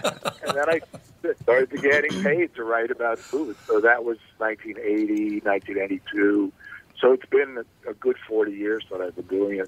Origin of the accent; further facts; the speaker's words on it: New York, United States; And back in the 60s, I grew up in New York, so I was exposed to a lot more food than you were, I think, of different kinds.